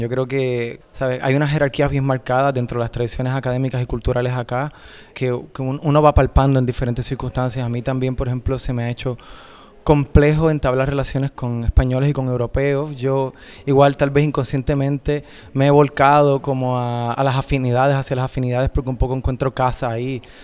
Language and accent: Spanish; Puerto Rico; moved away as an adult; now in Spain; Yo me fui de Puerto Rico